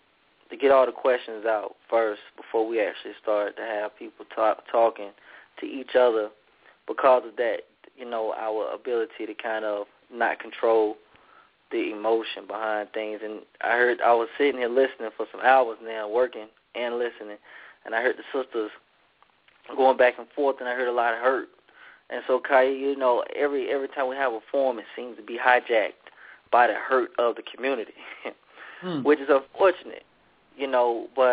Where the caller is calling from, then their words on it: Atlanta, Georgia, United States; Calling from Atlanta.